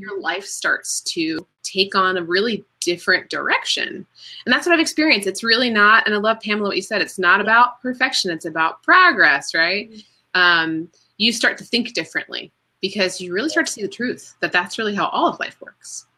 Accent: Florida, United States; also born or lived in Washington, D.C. / Bethesda, Maryland; now in Chapel Hill, United States; And then my family moved to Florida

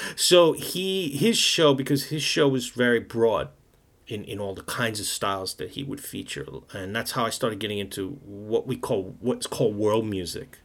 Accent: New York City, New York, United States; moved away as an adult; now in Japan; I grew up in New York

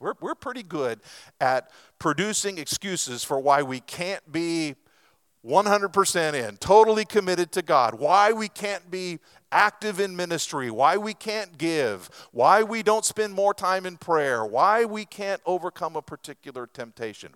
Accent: Lebanon, Oregon, United States; moved away; Starla and I grew up in Western Oregon in a little sawmill town there called Lebanon, Oregon

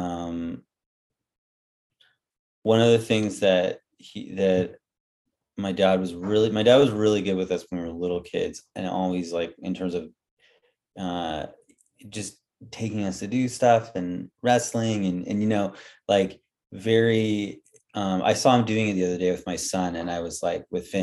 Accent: Vancouver, British Columbia, Canada; now in Victoria, Canada; We grew up in Vancouver.

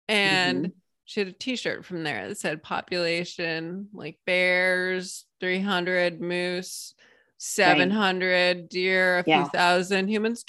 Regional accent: Massachusetts, United States; moved away; also born or lived in Maine; I was born in Massachusetts, but my dad's from the county.

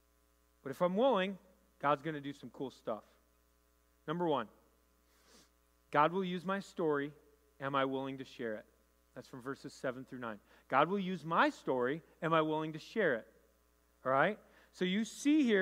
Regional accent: Rochester, New York, United States; I grew up in Rochester

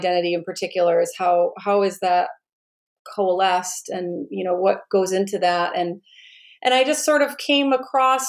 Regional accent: Oscoda, Michigan, United States; moved away; I'm originally from a small town in rural Michigan, a town called Oscoda

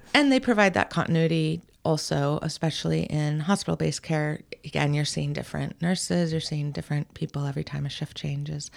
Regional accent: Newport, Rhode Island, United States; now in Portland, United States; I was born at a naval hospital in Newport, Rhode Island

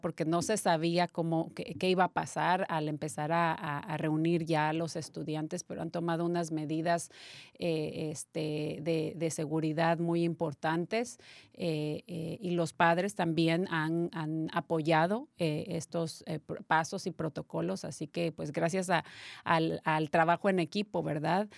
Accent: Mexico; yo que soy mexicana

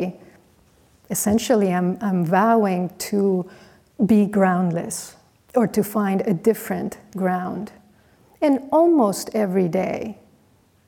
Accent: Mexico; moved away as an adult; I was from Mexico

